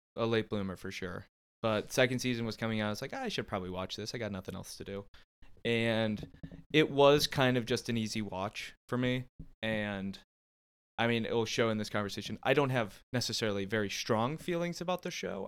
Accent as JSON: {"language": "English", "town": "Canton", "region": "Ohio", "country": "United States", "tie": "born or raised there", "said": "growing up in Canton, Ohio, that's uh, what we call candy apple country"}